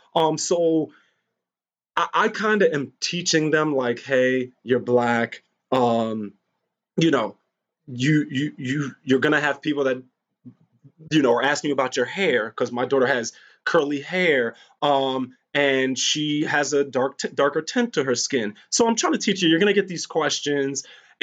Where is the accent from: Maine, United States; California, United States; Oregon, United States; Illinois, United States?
Maine, United States; Well, in my town, I'm from Maine. I only had like two black kids in my school and they don't look like you.